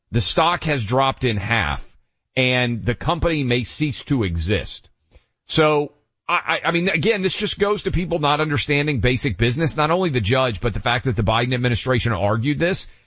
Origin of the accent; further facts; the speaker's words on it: Tennessee, United States; my home state of Tennessee